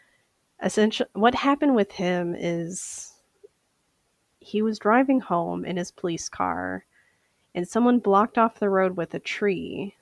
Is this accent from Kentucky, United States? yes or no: yes; Bardstown, Kentucky, United States; now in St. Paul, United States; I come from a small town in Kentucky called Bardstown, Kentucky, that is known as the bourbon capital of the world.